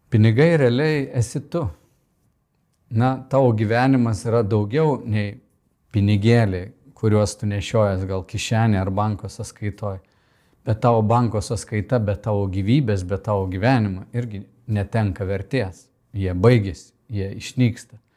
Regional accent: Lithuania; kaip lietuvė mes sakom

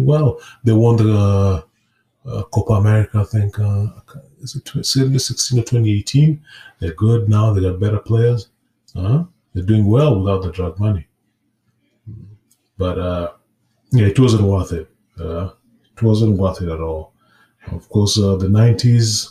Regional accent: Kenya; I was growing up in Kenya

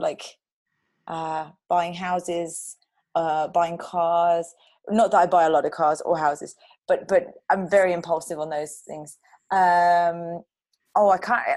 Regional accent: London, United Kingdom; moved away as an adult; also born or lived in Dubai / Switzerland; I grew up in London. I moved around the UK quite a bit. And then I went to Dubai for a while, then back to the UK, and then to Switzerland.

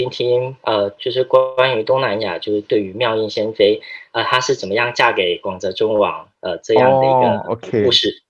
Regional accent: Taiwan

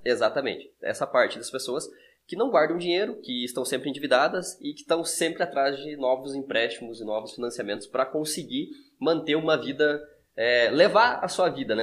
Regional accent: interior of Santa Catarina, Brazil; nós somos do interior de Santa Catarina

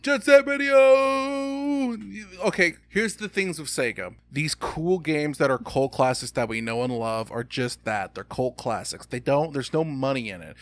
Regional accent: United States; Growing up in America

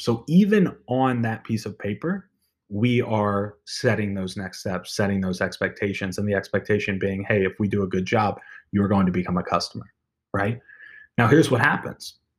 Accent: Maryland, United States; moved away; I was born and raised in Maryland

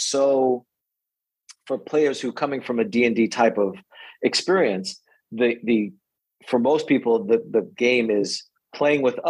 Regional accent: New York City, New York, United States; also born or lived in St. Pete Beach, Florida; now in Florida, United States; I grew up in New York City

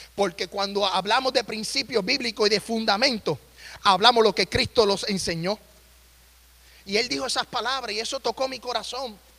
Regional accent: Puerto Rico; moved away as an adult; also born or lived in Nashville, Tennessee; now in Tennessee, United States; yo me crié en la isla del encanto

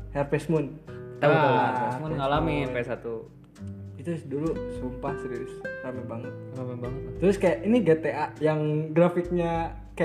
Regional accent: Padalarang, West Java, Indonesia; jadi masa kecil gue tuh di Padalarang sekitar mungkin 12 tahun

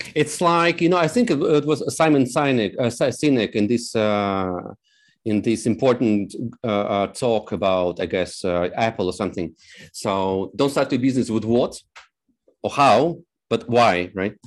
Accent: Moldova; also born or lived in Novosibirsk, Russia; now in Poland; I come from Moldova. We spent several years in Nova Sibirsk

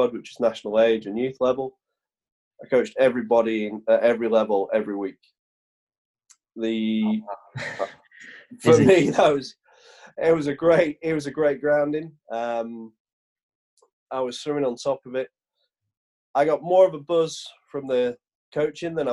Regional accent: Oldham, North West England, United Kingdom; moved away as an adult; also born or lived in Coventry; now in Bath, United Kingdom; I was brought up in Oldham until I was 18.

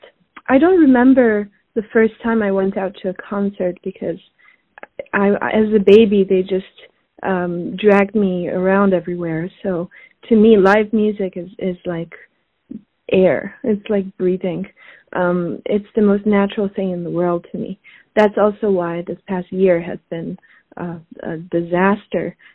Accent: Switzerland; also born or lived in Paris, France; now in New York, United States; I was born in Switzerland. I grew up between Switzerland and Paris

